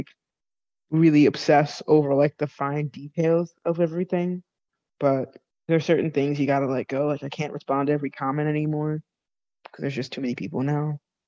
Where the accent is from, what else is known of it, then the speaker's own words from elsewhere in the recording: Connecticut, United States; my hometown in Connecticut